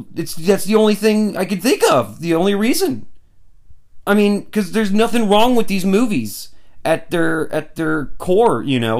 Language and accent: English; United States; I'm an American